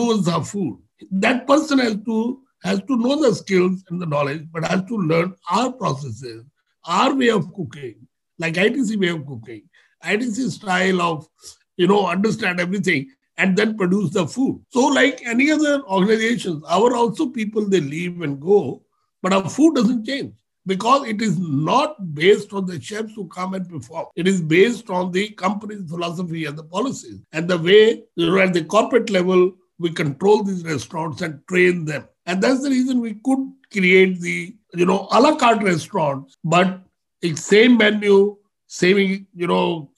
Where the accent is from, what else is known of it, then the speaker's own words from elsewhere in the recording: India; I'm not from the other country. I'm Indian.